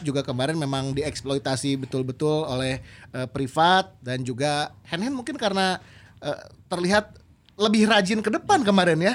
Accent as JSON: {"language": "Indonesian", "town": "Kupang", "region": "East Nusa Tenggara", "country": "Indonesia", "said": "saya ini kan dari Kupang."}